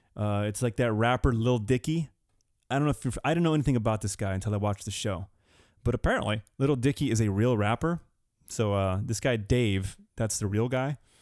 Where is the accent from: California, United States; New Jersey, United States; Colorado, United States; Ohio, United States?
California, United States; Southern; Southern California